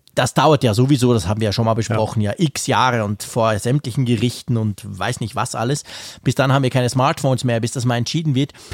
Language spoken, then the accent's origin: German; Switzerland; als Schweizer